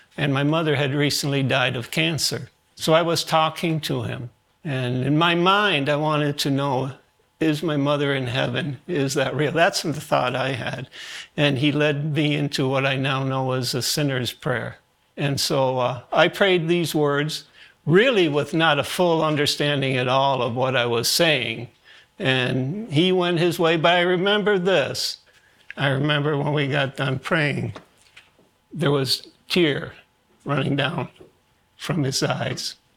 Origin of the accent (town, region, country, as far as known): New York City, New York, United States; born or raised there; also born or lived in Germany